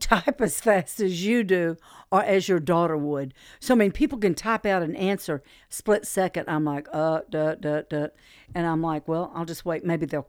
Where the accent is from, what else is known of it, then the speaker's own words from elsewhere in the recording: California, United States; also born or lived in Midway Island; now in Chattanooga, United States; I was born on Midway Island, formative years in California. My dad was in the Navy 23 years.